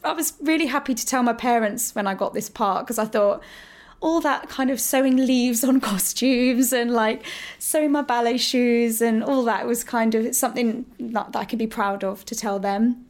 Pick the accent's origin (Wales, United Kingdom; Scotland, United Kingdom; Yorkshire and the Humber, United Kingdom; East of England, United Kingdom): East of England, United Kingdom; Hemel Hempstead; I grew up in Hertfordshire. I was born in Hemel Hempstead.